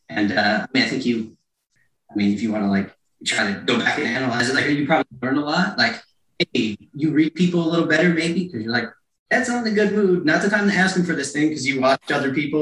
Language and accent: English; Stroudsburg, Pennsylvania, United States; also born or lived in Carteret, New Jersey; I grew up there until I was about 7. And then I moved to Stroudsburg